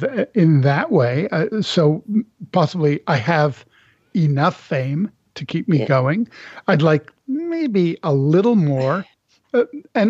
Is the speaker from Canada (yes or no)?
yes; Canada; I'm from Canada